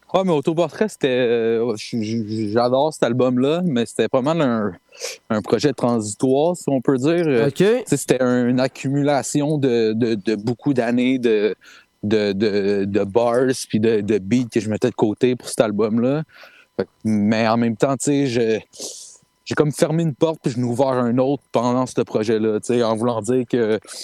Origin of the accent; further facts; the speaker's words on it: Saint-Hubert, Quebec, Canada; Saint-Hubert, man, euh, born and raised